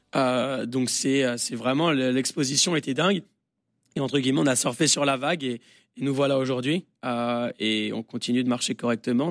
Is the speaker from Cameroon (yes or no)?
no; France; now in United States; on est français